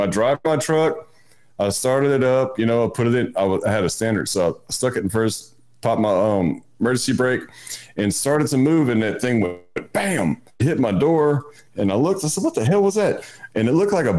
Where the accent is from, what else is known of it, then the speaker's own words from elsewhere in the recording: Louisiana, United States; we're from down the bay